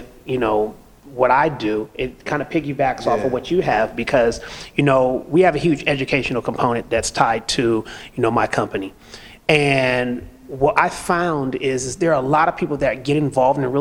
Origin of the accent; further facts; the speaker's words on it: California, United States; now in Atlanta, United States; I'm from California, so we're used to the fast pace